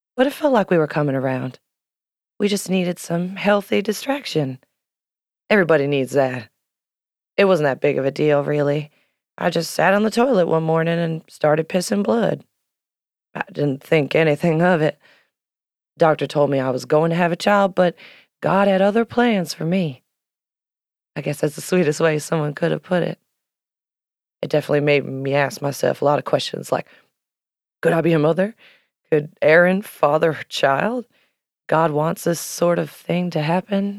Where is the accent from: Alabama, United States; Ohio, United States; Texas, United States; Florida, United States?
Florida, United States; Miami; I grew up in Miami